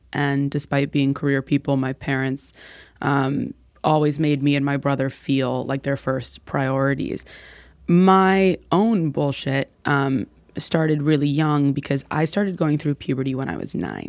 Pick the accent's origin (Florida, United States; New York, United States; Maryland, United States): New York, United States; New York City; So I grew up in New York City, born and raised. We are a rare breed of human being that are still living there, unicorns.